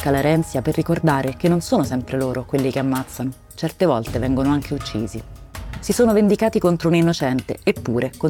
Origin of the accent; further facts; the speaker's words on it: Rome, Lazio, Italy; Io sono di Torpignattara, ma insomma cresciuta gruppo di amici è tutto all'Appio Latino